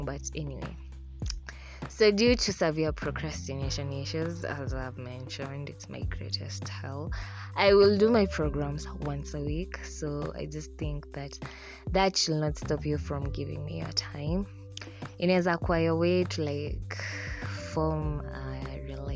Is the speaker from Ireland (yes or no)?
no; Kenya; first language Swahili; English is a second language; One time for Islands, by the way. I was raised there